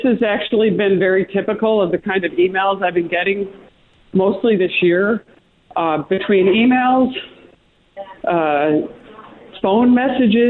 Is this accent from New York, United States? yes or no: yes; Utica, New York, United States; So I'm born and raised in Utica area, live across the street from the house I grew up in. So long time New York, lifelong native.